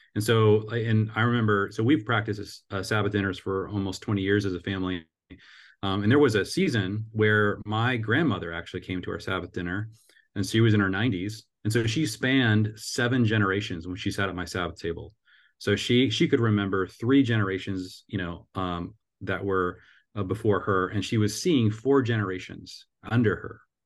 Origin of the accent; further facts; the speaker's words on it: Seattle, Washington, United States; now in Cincinnati, United States; I grew up in the Seattle area